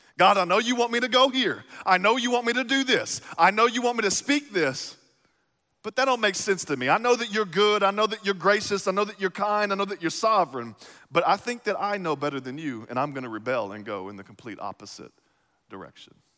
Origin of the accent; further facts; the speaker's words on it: East Texas, United States; now in Midwest, United States; I grew up in East Texas